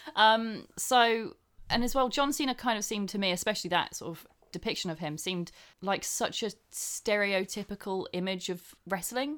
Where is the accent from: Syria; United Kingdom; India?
United Kingdom; England; I'm English